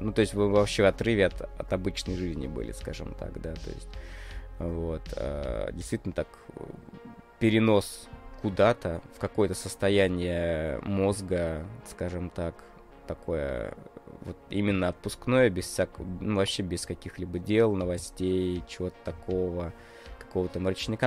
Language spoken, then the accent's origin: Russian; Russia; я из России